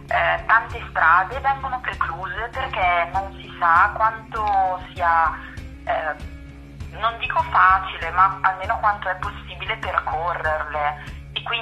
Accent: Nuvolera, Lombardy, Italy; now in Brescia, Italy; Io sono di Nuvolera, ma in questo momento vivo a Brescia.

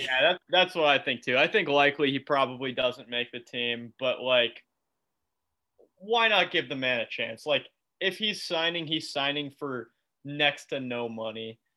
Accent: United States; I'm American

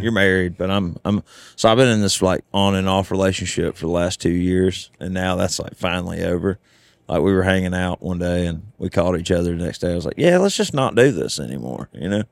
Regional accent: the South, United States; now in Nashville, United States; I'm from the South

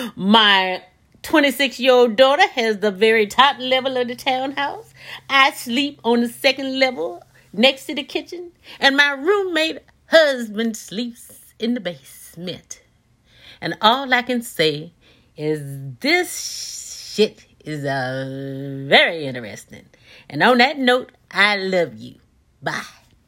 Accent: Yatesville, Mississippi, United States; accent: Southern; now in Washington, D.C., United States; if you detect the Southern accent, I am certainly from Yatesville, Mississippi

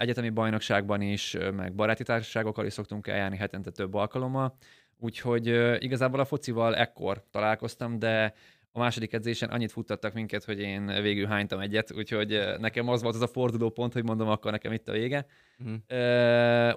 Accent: Karcag, Jász-Nagykun-Szolnok, Hungary; ugye én Karcagon születtem, ott is jártam suliba, ott érettségiztem

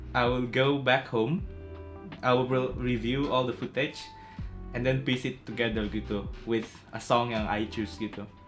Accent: Tarakan, North Kalimantan, Indonesia; moved away as an adult; also born or lived in Singapore; gue tuh berasal dari Tarakan, Kalimantan Utara

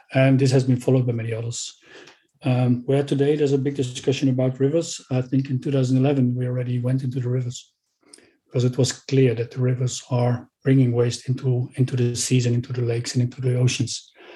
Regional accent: Netherlands; Already in my home country, the Netherlands

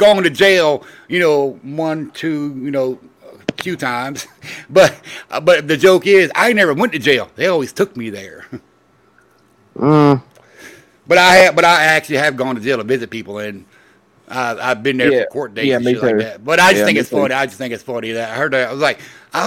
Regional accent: Orlando, Florida, United States; growing up in Orlando, Florida

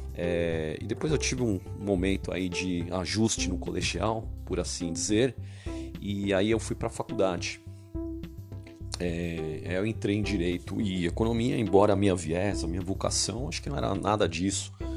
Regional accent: São Paulo, Brazil; sou de São Paulo, capital

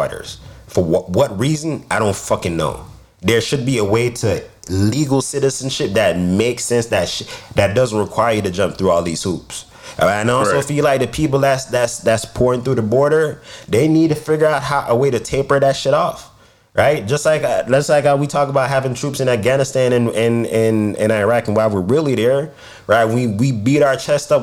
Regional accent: United States; also born or lived in Jamaica; I was born in America

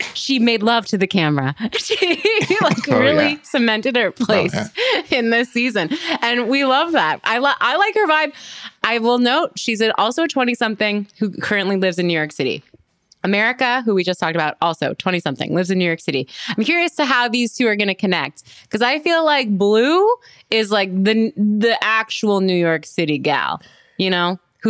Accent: Canada; As a Canadian

